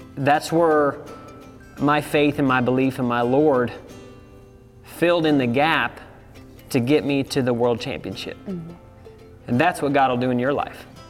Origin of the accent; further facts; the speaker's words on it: Savannah, Missouri, United States; I grew up on a ranch in Savannah, Missouri